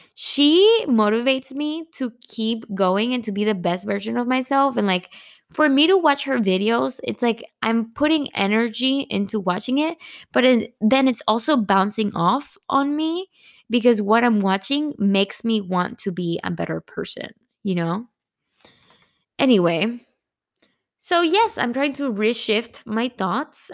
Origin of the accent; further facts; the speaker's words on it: Monterrey, Nuevo León, Mexico; moved away; I'm from Monterrey.